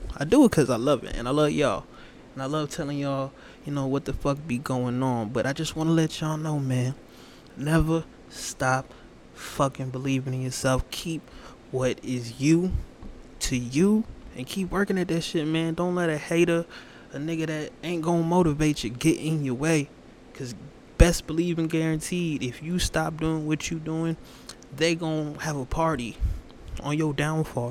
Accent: Atlanta, Georgia, United States; moved away; my home state of Atlanta

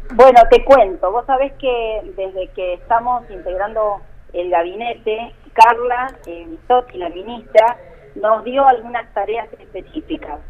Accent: Río Turbio, Santa Cruz, Argentina; soy nacida y criada en Río Turbio

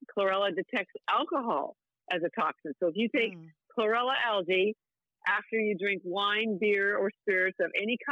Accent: Canada; I'm Canadian

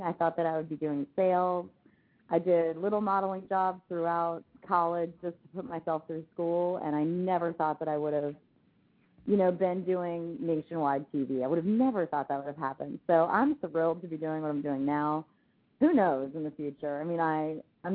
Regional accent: Orlando, Florida, United States; Orlando, born and raised

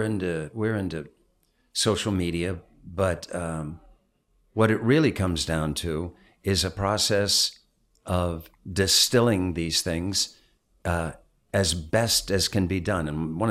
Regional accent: Cumberland, Maryland, United States; moved away; also born or lived in Georgia; I grew up in Cumberland, Maryland.

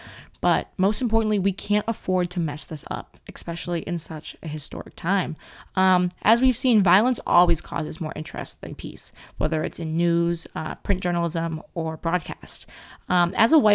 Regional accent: central Massachusetts, United States; my hometown

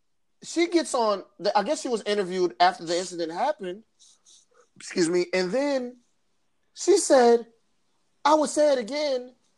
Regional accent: Flint, Michigan, United States; we are from Flint, Michigan.

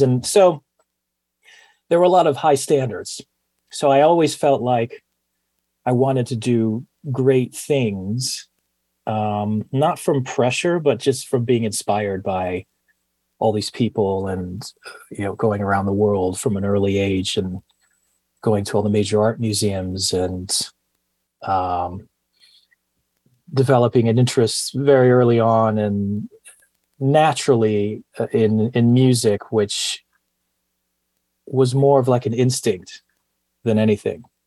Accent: Miami, Florida, United States; moved away; also born or lived in Coral Gables, Florida / Greece / Princeton, New Jersey / London; I was born in Coral Gables, Florida. It's a suburb in Miami, and grew up mostly in Miami, uh, but also lived in Greece and uh, Princeton, New Jersey, and studied a little bit in London.

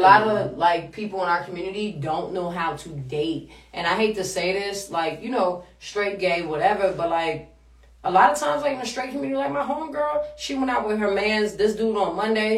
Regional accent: Washington, District of Columbia, United States; accent: DMV; now in New York City, United States; I'm from DC, yo.

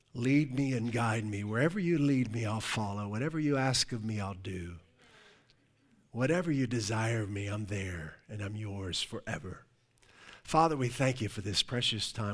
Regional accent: Pittsburgh, Pennsylvania, United States; moved away as an adult; also born or lived in Ohio / Virginia / Europe / Newport, Rhode Island; I'm originally from the Pittsburgh area

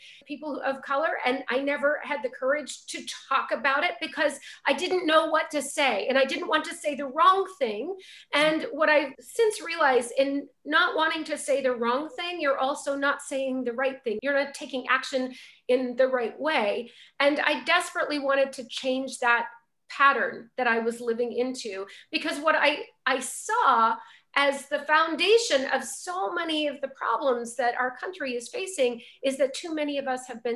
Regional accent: Montana, United States; I grew up in Montana in a very wonderbred community.

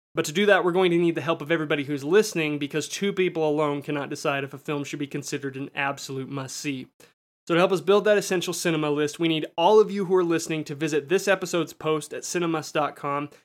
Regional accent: United States; me as an American viewer

